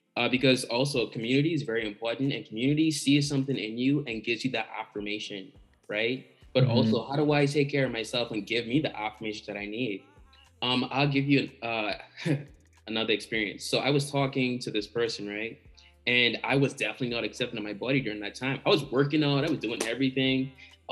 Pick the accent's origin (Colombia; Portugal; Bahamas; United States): Bahamas; growing up in the Bahamas